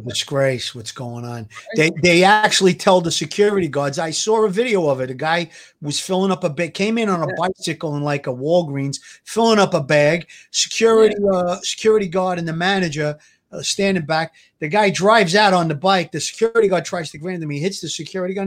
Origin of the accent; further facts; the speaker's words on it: New York City, New York, United States; I came from Gravesend, Avenue U